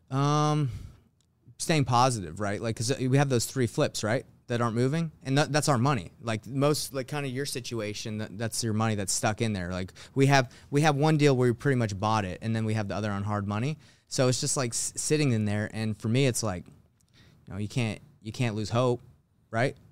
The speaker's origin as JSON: {"language": "English", "town": "Atlanta", "region": "Georgia", "country": "United States", "tie": "born or raised there", "moved": "as an adult", "lives_now": "Salt Lake City, United States", "said": "I actually was born in, in Salt Lake City, Utah, but I moved when I was, like, you know, five or six to Atlanta, Georgia, where I grew up, uh, most of my life"}